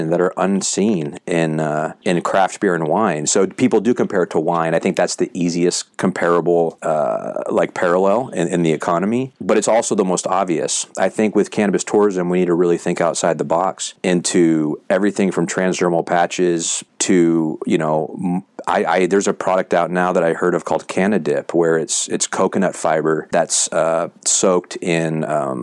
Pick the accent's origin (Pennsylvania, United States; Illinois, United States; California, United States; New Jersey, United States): California, United States; Sacramento; moved away as an adult; also born or lived in San Jose, California / Italy; I grew up in Northern California. So I was born in San Jose. I was raised outside SAC